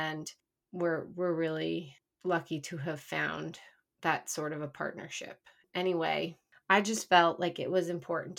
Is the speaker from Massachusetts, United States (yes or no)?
yes; Massachusetts, United States; now in New York, United States; I'm from Massachusetts originally.